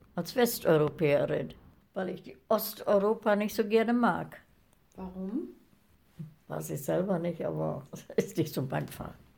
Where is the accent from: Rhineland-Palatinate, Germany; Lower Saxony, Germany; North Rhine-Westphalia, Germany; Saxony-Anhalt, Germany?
Lower Saxony, Germany; now in Westphalia, Germany; Meine Heimat ist äh, Niedersachsen, Deutschland. das ist meine Heimat. Aber jetzt lebe ich in Westfalen.